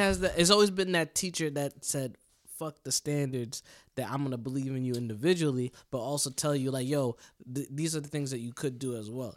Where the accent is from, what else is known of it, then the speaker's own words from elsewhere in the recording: United States; us America, us American people